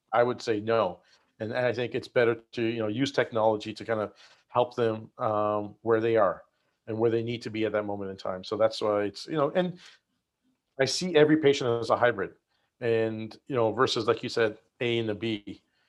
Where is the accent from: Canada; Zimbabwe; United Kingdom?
Canada; Nova Scotia; moved away as an adult; also born or lived in Michigan; now in San Diego, United States; grew up in Nova Scotia in Canada